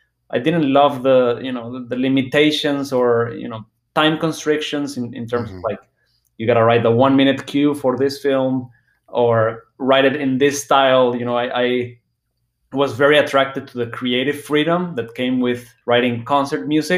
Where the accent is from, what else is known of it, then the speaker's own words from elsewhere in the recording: Guadalajara, Jalisco, Mexico; I grew up in Guadalajara, Mexico